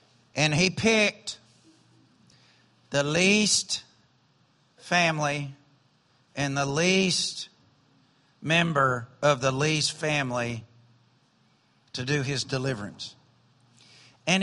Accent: the South, United States; And I grew up in the South, and we have hollering preachers in the South.

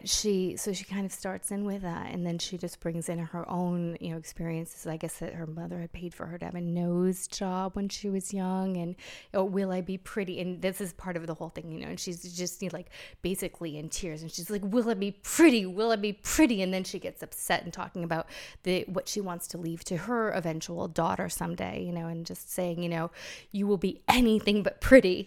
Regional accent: United States; moved away; I am still American

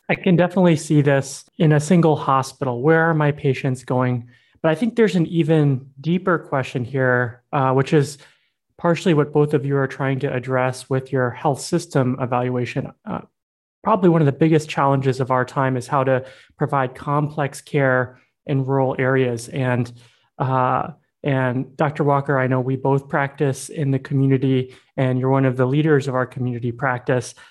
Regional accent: Yangon, Yangon Region, Myanmar; moved away; I grew up in Myanmar. That I spent 11 years there

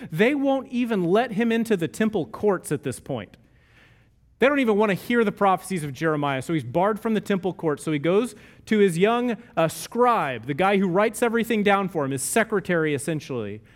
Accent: Texas, United States; I'm from Texas and we're close enough to Oklahoma

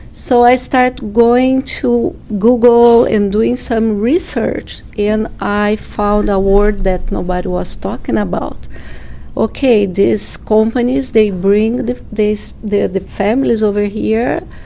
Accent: Brazil; moved away as an adult; I'm from Brazil, and my family also is from Brazil

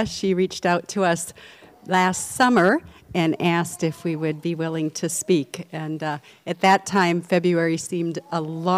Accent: Edina, Minnesota, United States; also born or lived in Netherlands; I grew up in Edina, so that's where I spent most of my life

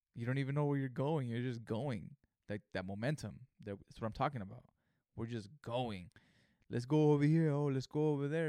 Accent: Greenfield, California, United States; Greenfield, California, my hometown

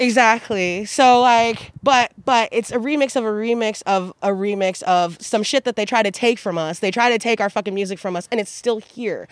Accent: Wichita, Kansas, United States; now in Eugene, United States; I'm from Wichita, Kansas

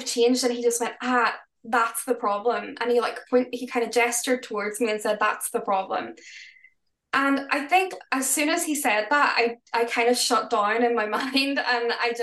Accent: Northern Ireland, United Kingdom; we're from Northern Ireland

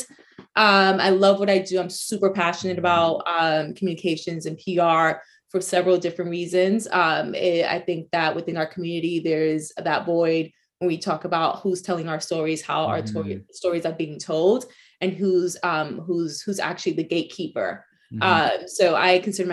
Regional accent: New York City, New York, United States; first language Spanish; English is a second language; also born or lived in East Harlem, New York City; I was born and raised in the Bronx, New York, lived there for most of my life

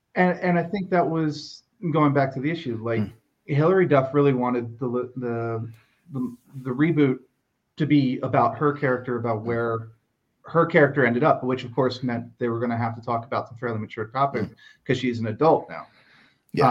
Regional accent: United States; As an American

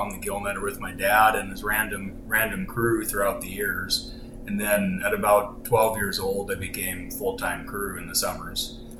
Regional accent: Petersburg, Alaska, United States; also born or lived in Ballard, Seattle, Washington; fourth generation from Petersburg. I was born down in Ballard, but my parents already lived up in Petersburg, so didn't spend much time in Washington and was right back home.

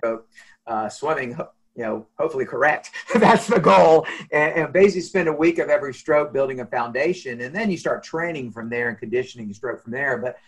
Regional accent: Jacksonville, Florida, United States; also born or lived in Arkansas / Miami, Florida; I'm from Jacksonville, born and raised.

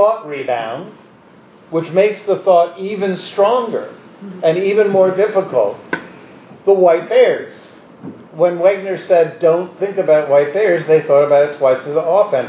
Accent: New York City, New York, United States; as a New Yorker

